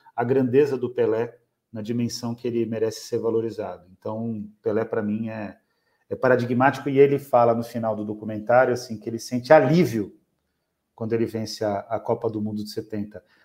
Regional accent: São Paulo, Brazil; lá da minha região também, em Pirituba

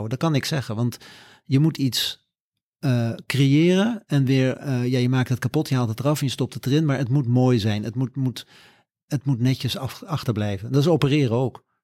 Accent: Curaçao; now in Netherlands; Ik ben op Curaçao opgegroeid een stuk, dus eh, mij krijg je niet in het Scandinavische.

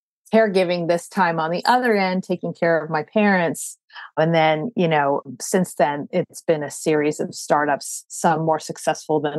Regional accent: California, United States; moved away as an adult; also born or lived in Boston; now in New York, United States; I grew up in California, went to school in Boston, met a New Yorker and ended up in New York

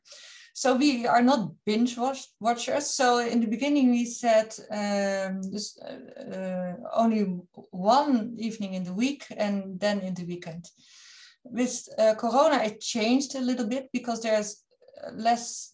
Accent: Netherlands; I'm from the Netherlands

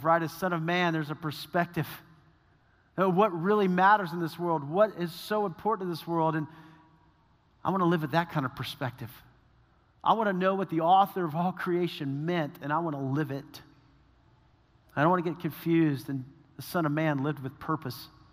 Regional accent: San Antonio, Texas, United States; I grew up in San Antonio, Texas

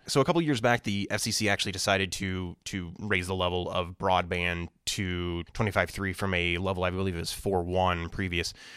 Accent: Springfield, Illinois, United States; I'm from Springfield, Illinois

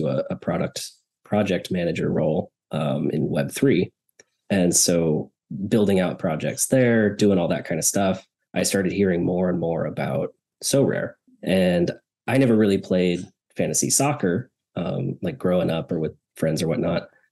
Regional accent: Snohomish, Washington, United States; moved away; I grew up in the Seattle area in a little town called Snohomish

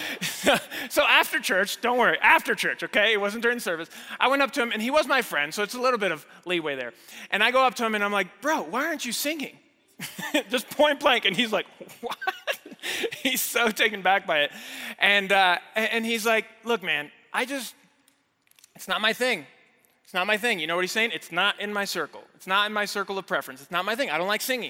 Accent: Mexico City, Mexico; moved away as an adult; now in United States; I grew up there, I was born and raised in Mexico City. I didn't move to the States until college

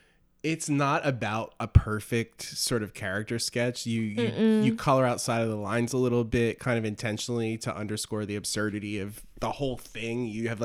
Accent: New Jersey, United States; I'm from South Jersey, where everybody talks like that.

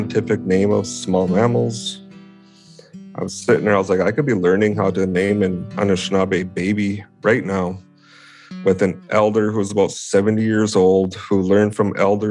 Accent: Mille Lacs Reservation, Minnesota, United States; I'm from the Mille Lacs Reservation, and I live in the Nayashing village on the west side of Lake Mille Lacs. Born and raised in the area, went to all the schools around Mille Lacs Lake

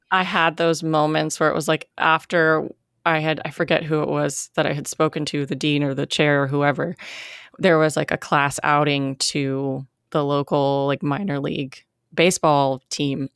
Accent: United States; I'm very American

